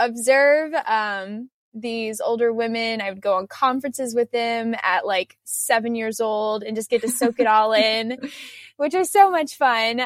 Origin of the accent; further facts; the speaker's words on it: United States; growing up in the United States